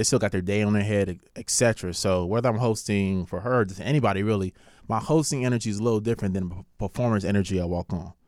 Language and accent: English; Carson, California, United States; also born or lived in South Central, Los Angeles / Lynwood, California; I was born in South Central, but I was raised in, like, Carson and Linwood